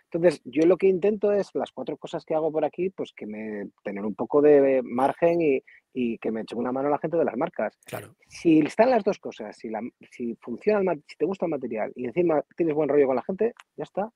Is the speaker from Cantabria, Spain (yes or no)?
yes; Hinojedo, Cantabria, Spain; cuando pasa por cerca de Hinojedo, eh, se salta a mi pueblo